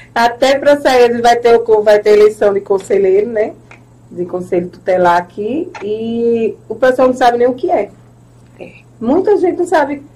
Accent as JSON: {"language": "Portuguese", "town": "Recife", "region": "Pernambuco", "country": "Brazil", "tie": "born or raised there", "also_born_or_lived": "Itambé", "said": "eu morei toda a minha vida em Recife, mas como meus avós são daqui"}